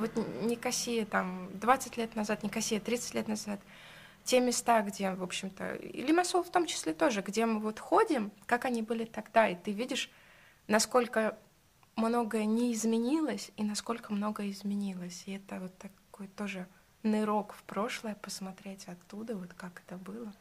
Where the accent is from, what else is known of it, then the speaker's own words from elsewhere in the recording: Saint Petersburg, Russia; now in Cyprus; я сама из Питера